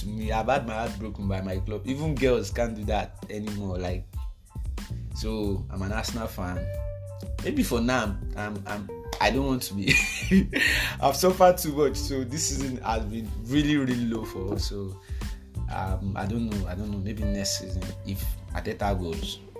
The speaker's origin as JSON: {"language": "English", "region": "Ekiti", "country": "Nigeria", "said": "I'm from Ekiti"}